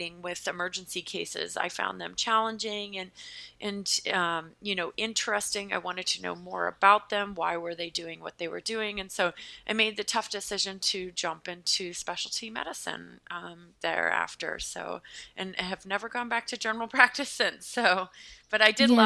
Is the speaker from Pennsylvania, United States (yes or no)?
yes; Pennsylvania, United States; accent: American; now in Massachusetts, United States; I am from the state of Pennsylvania in the United States, which is below New York, but now I live north of New York in a state called Massachusetts.